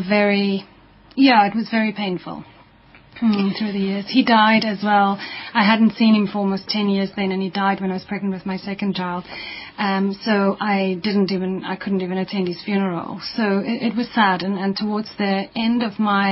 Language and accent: English; Stellenbosch, Western Cape, South Africa; we moved to the Western Cape, so I grew up in Stellenbosch mainly, my formative years.